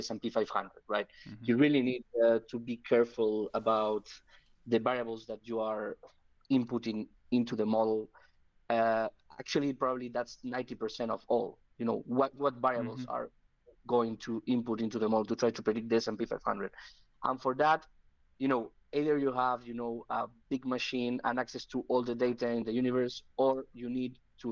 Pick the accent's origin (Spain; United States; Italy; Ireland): Spain; I'm from Spain.